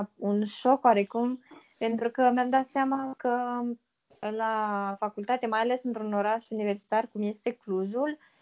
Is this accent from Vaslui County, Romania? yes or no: yes; Vaslui, Vaslui County, Romania; also born or lived in Târgu Frumos; în orașul în care locuiesc, sunt din Vaslui